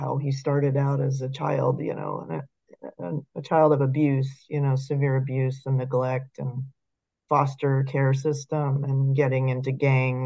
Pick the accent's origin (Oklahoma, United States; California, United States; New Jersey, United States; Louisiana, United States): California, United States; San Diego; I grew up in the San Diego area